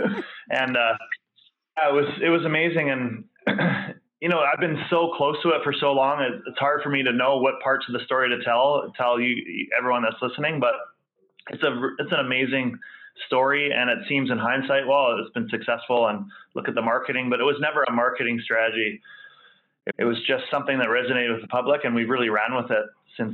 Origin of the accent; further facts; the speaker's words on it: West Coast of Vancouver Island, British Columbia, Canada; I came from the West Coast of Vancouver Island